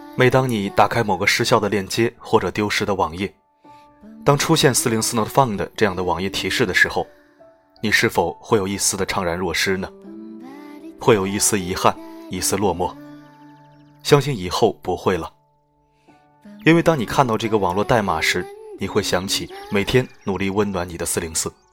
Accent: China; 我们中国人喜欢用谐音去解读象征

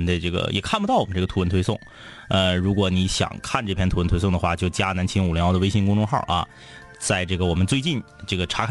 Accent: Changchun, Jilin, China; 我家呢住在东朝阳路，天明家住在西朝阳路。即使你不是大长春的室友，应该也能想明白我俩家住的到底有多近吧。

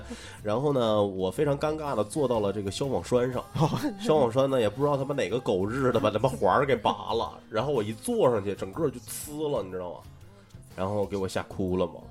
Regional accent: Northeast China, China; 我是东北人，

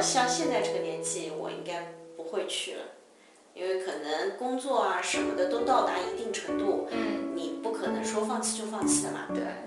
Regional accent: China; 我们中国人

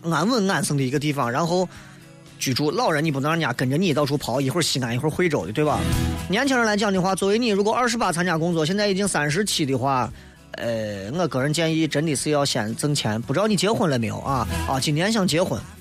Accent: China; 我们中国人

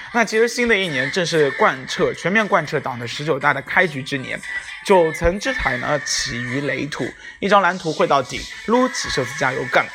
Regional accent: China; 我们是中国人

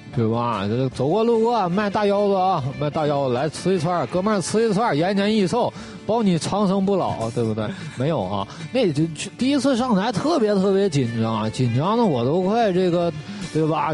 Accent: Northeast China, China; 这是我们东北土话

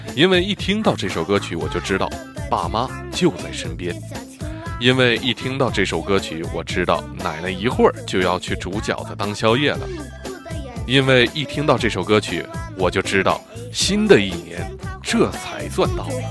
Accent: China; 我们中国人要过年了

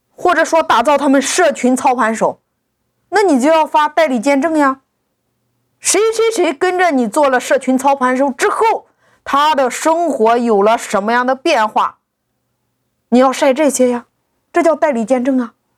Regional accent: China; 我们中国人

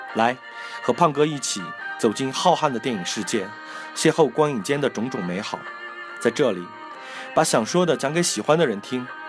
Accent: China; 我们中国人的家庭观念

